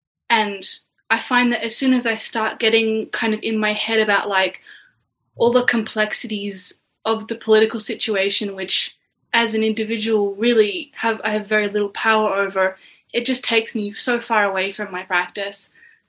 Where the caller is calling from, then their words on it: Canberra, Australian Capital Territory, Australia; We're in Australia, in Canberra.